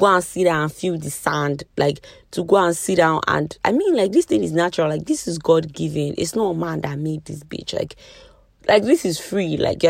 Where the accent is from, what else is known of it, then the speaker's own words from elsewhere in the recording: Nigeria; being Nigerian, living in Nigeria, is an extreme sport.